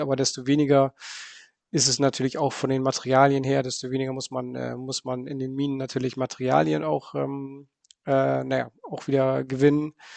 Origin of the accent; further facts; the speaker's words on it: Bremen, Germany; moved away as an adult; now in Netherlands; Ich Komme ursprünglich aus, äh, aus Bremen, bin aber jetzt schon 20 Jahre lang in, äh, in den Niederlanden